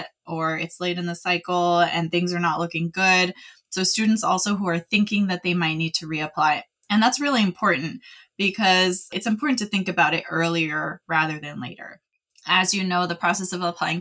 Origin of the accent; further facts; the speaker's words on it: California, United States; moved away as an adult; now in Utah, United States; I spent most of my life in California